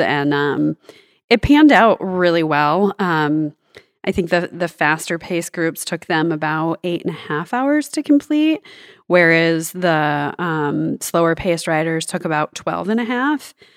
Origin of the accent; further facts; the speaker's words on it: Northern Michigan, United States; also born or lived in Southern California; now in Bentonville, United States; my cycling journey began growing up in Northern Michigan